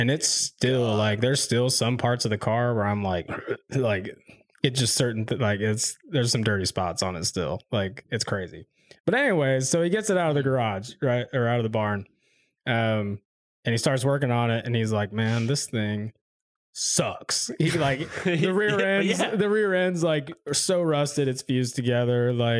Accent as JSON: {"language": "English", "town": "Quad Cities", "region": "Iowa", "country": "United States", "said": "I'm from the Quad Cities of Iowa. We put so much salt on our roads, it's ridiculous."}